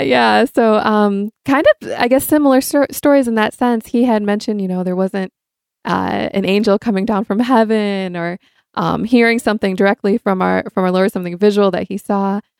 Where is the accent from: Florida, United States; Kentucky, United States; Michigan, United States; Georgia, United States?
Michigan, United States; also born or lived in Cleveland, Ohio; now in San Diego, United States; I grew up here in Michigan, mostly